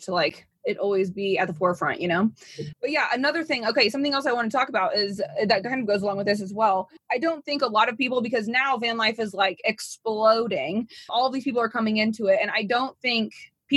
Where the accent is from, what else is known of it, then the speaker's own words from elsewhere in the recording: Indiana, United States; moved away; I'm from Indiana. It's a very conservative place.